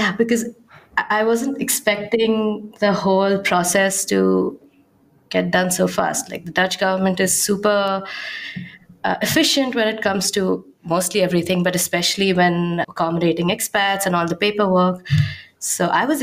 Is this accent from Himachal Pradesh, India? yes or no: no; Mumbai, Maharashtra, India; moved away as an adult; now in Amsterdam, Netherlands; I'm originally from Mumbai